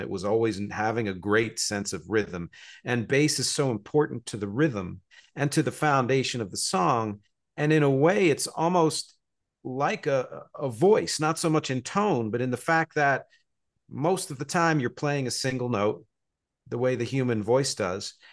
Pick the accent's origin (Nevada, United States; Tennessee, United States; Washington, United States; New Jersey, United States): New Jersey, United States; moved away as an adult; also born or lived in Philadelphia, Pennsylvania; now in New York City, United States; I was born in Philadelphia, grew up in New Jersey, I live here in New York City. I've been here for about 23 years.